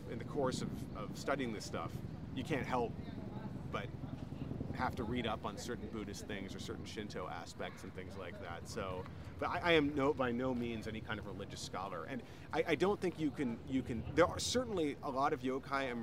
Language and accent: English; United States; moved away as an adult; now in Japan; being an American